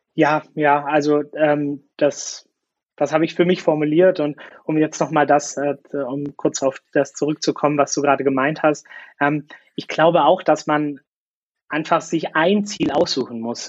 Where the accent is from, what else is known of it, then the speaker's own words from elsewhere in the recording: Swabia, Germany; ich fühle mich als Deutscher, ja, und auch als Schwabe und ich bin gerne hier